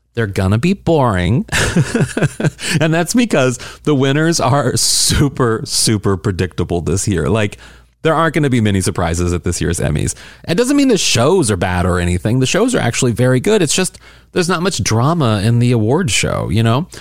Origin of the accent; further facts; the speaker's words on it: St. Louis, Missouri, United States; we're both from Saint Louis, Missouri.